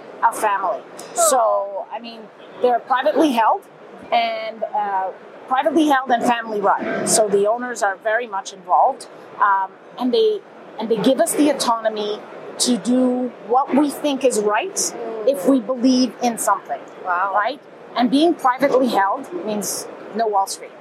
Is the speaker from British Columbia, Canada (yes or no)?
no; Montreal, Quebec, Canada; I'm from Montreal, but here in Germany.